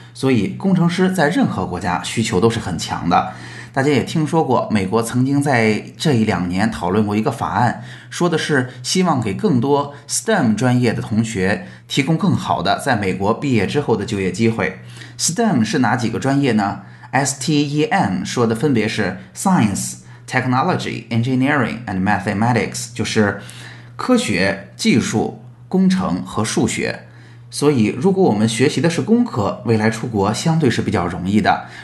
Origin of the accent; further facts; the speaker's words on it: China; 我们国内的政府